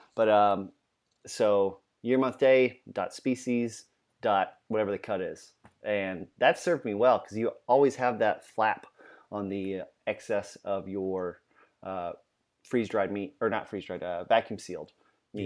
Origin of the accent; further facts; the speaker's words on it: Louisiana, United States; now in Virginia, United States; We're both from Louisiana